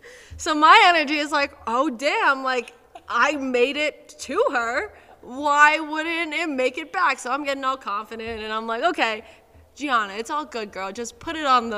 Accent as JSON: {"language": "English", "region": "New York", "country": "United States", "tie": "born or raised there", "moved": "yes", "lives_now": "Denver, United States", "said": "I grew up in New York"}